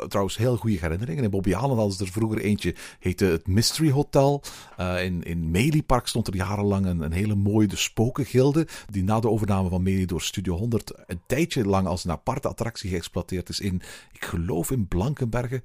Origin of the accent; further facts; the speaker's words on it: Antwerp, Flanders, Belgium; hier bij ons in Antwerpen.